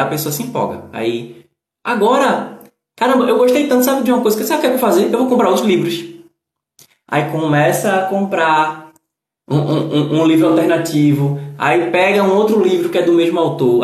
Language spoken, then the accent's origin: Portuguese; Northeast Brazil, Brazil; accent: nordestino; como nordestino eu ser barrista